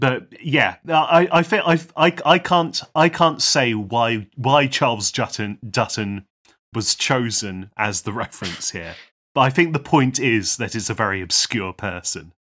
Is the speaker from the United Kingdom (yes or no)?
yes; United Kingdom; We are, we are British